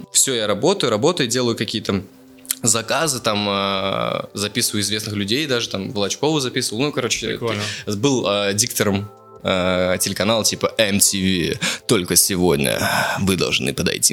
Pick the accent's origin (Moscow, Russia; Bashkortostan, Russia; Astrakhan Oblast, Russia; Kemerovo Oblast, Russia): Bashkortostan, Russia; Ufa; moved away; из Черниковки, да, в Уфе там живу